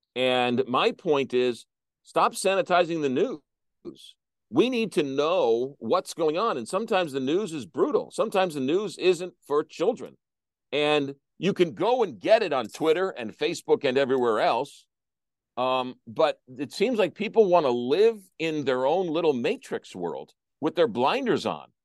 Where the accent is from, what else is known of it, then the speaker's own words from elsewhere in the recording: St. Louis, Missouri, United States; my hometown